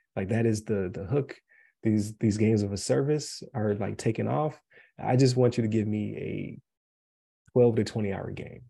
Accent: Buffalo, New York, United States; now in Colorado, United States; I say pop uh because uh, I'm from Buffalo

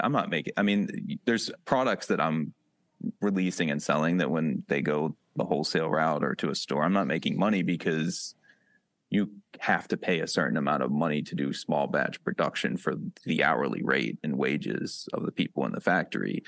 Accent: Wellsville, Ohio, United States; accent: Western PA; also born or lived in Pittsburgh; now in Cleveland, United States; I grew up in Wellsville

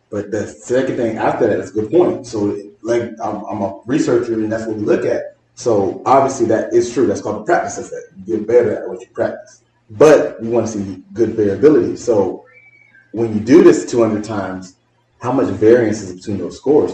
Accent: North Broward, Florida, United States; I'm from North Broward area

